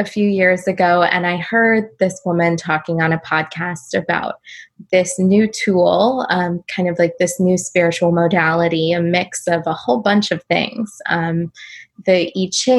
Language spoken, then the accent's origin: English; California, United States; I grew up in California